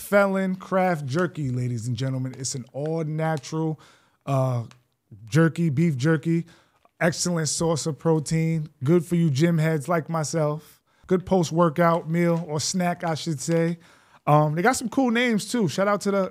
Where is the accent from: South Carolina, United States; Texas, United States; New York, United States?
New York, United States; Greenburgh; I'm from the Berg